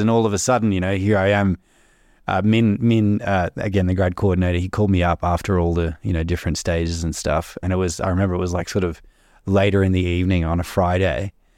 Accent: Melbourne, Victoria, Australia; moved away as an adult

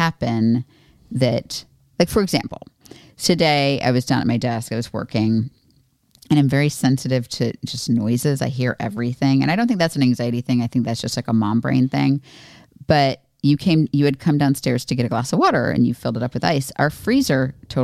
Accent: Florida, United States; moved away; I was raised in Florida, but not, I mean, it's geographically South, but not where I, it was like just not very Southern

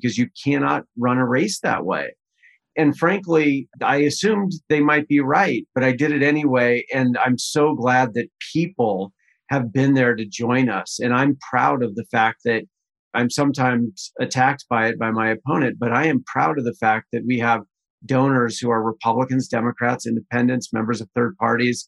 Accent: Utah, United States; I was born here in Utah and raised in a family that had very modest means

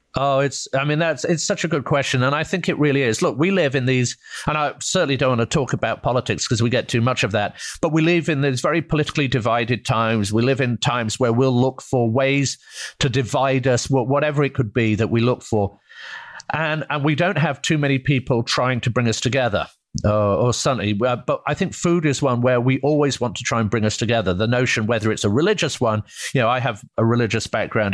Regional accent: United Kingdom; moved away as an adult; now in United States; I'm from Britain

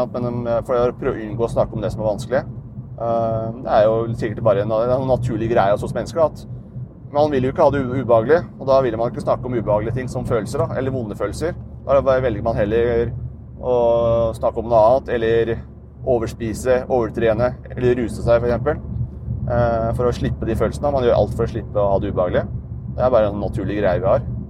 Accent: Dokka, Innlandet, Norway; moved away; Dokka, der jeg er fra

